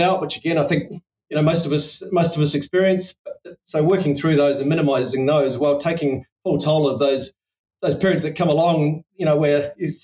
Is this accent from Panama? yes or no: no; New Zealand; as a New Zealander